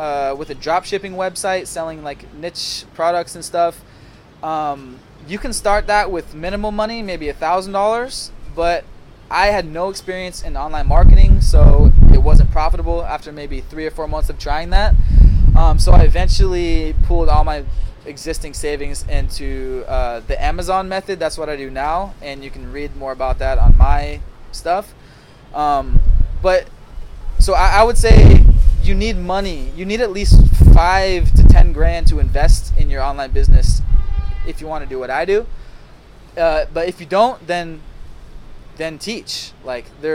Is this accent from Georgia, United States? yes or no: no; Seattle, Washington, United States; now in Ho Chi Minh City, Vietnam; I'm from Seattle, but I'm from the suburbs, right?